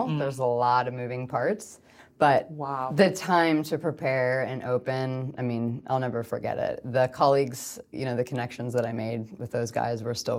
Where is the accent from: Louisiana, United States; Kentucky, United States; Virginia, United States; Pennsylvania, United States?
Pennsylvania, United States; So I'm from the East Coast and not from California originally, which is kind of cool because we weren't near the ocean